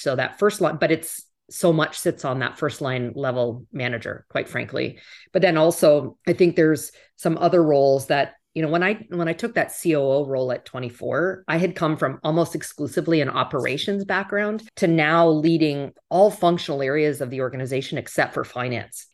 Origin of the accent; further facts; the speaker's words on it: Western Canada, Canada; moved away as an adult; also born or lived in Toronto, Canada; now in United States; I grew up in Western Canada